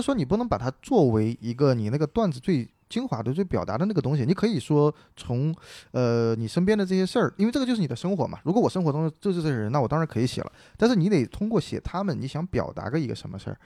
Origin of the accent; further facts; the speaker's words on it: Sichuan, China; accent: Sichuan; 我们四川人有些口音， 特别有意思